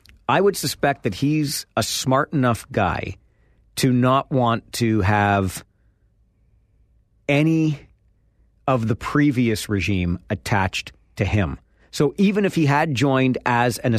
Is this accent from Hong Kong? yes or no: no; Kitchener, Ontario, Canada; I grew up in Kitchener